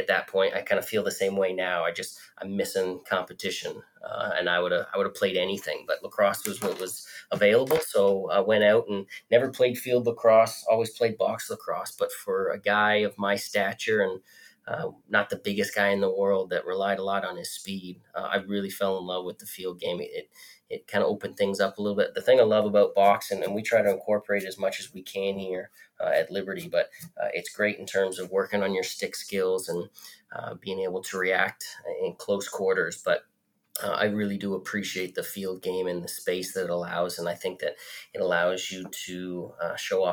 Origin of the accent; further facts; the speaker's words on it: Canada; accent: Canadian; moved away as an adult; now in Lynchburg, United States; growing up in Canada